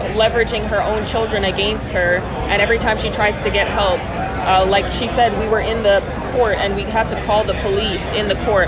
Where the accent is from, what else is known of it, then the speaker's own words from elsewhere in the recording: Canada; moved away as an adult; now in United States; I am an American Indian born in Canada